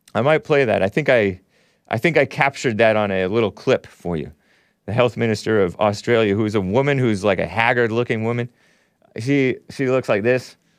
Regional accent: California, United States; I was born and raised in California.

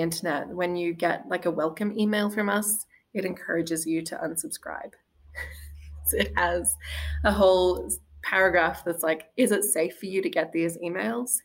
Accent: Australia; moved away as an adult; also born or lived in Wisconsin; now in Green Bay, United States; the dynamic of marriage that I'd been brought up with in Australia

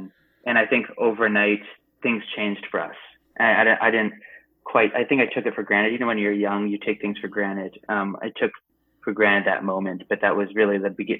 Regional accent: India; I wasn't saying like, hey, look at me, I'm Indian, like all the time.

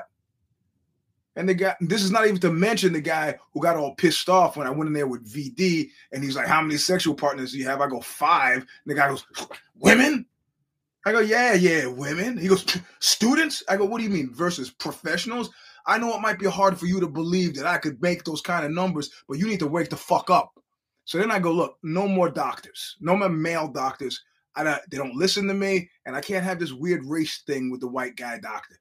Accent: New York City, New York, United States; moved away; I'm from Brooklyn

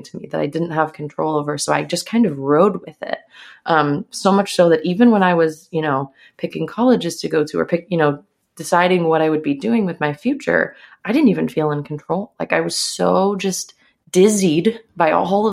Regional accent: a small town outside of Chicago, Illinois, United States; I grew up in Chicago, in a small town outside of Chicago.

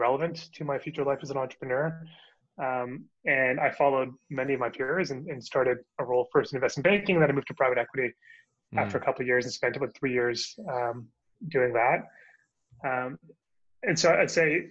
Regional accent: Calgary, Alberta, Canada; moved away as an adult; also born or lived in Ontario / New York, United States; now in Toronto, Canada; I'm from Calgary, actually, but I moved to Toronto.

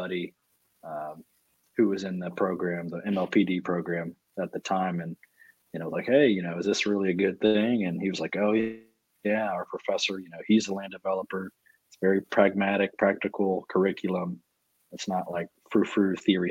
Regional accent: Huntsville, Texas, United States; I'm from small town. I'm from Huntsville, Texas. You know, it's most famous for having death row and seven prisons. So growing up, there was not much development

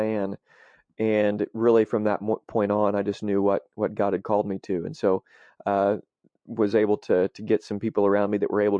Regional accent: Marion, United States; the town that I grew up in Marion

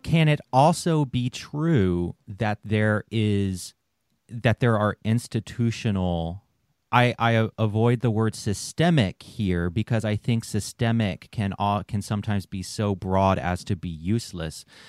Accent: the South, United States; I grew up in the South

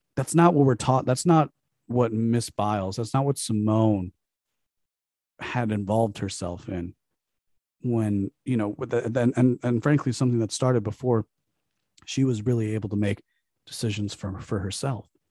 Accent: United States; Growing up as an American

